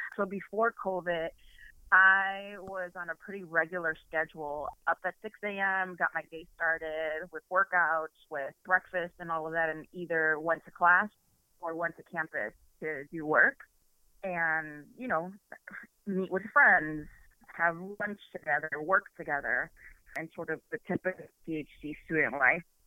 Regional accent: Chicago, Illinois, United States; moved away as an adult; now in Ann Arbor, United States; I am from Chicago, born and raised

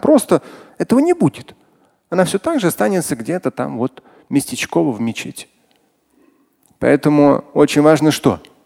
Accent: Moscow, Russia; как москвич, как мусульманин

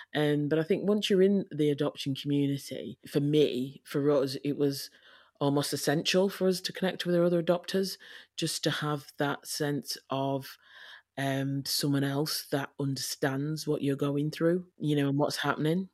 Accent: Leeds, Yorkshire and the Humber, United Kingdom; moved away as an adult; now in North West England, United Kingdom; I am from Leeds. I was born in Leeds to, um, my mum and dad

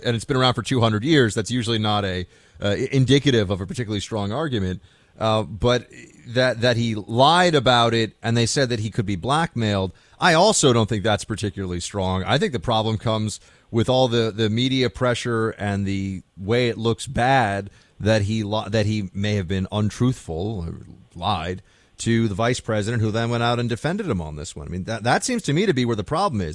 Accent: New York City, New York, United States; I grew up here in New York City

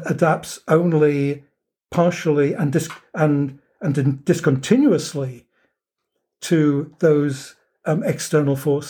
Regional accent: United Kingdom; moved away as an adult; now in United States; as a Brit coming to the United States

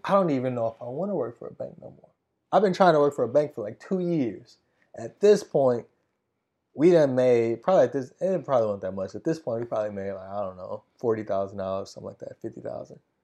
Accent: Wisconsin, United States; my hometown race in Wisconsin

